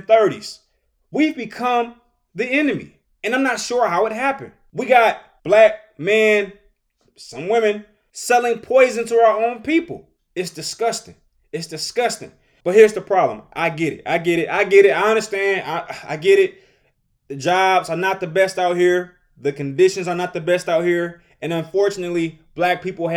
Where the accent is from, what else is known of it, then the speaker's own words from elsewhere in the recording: Detroit, Michigan, United States; I'm from Detroit, Michigan